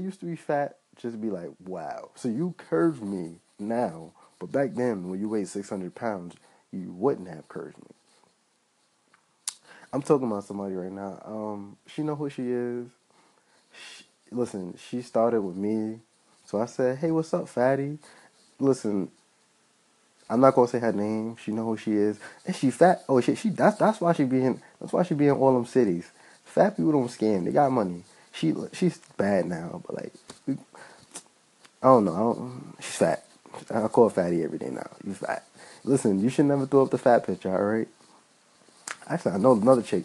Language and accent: English; New York City, New York, United States; I'm from Brooklyn